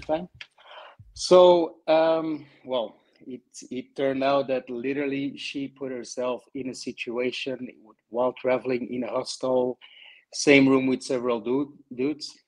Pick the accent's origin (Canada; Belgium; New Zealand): Belgium; I'm from Belgium, so north of Europe.